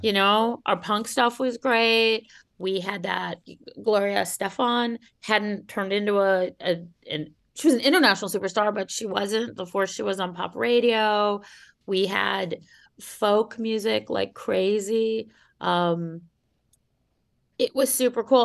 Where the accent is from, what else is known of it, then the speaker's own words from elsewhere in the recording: Cleveland, Ohio, United States; the Cleveland Plain Dealer, my hometown paper